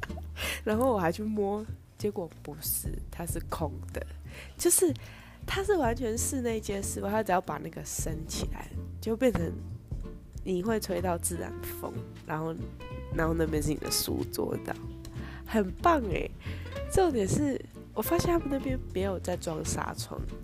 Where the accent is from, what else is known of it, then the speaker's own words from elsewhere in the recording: Taiwan; 我们台湾那边的动物园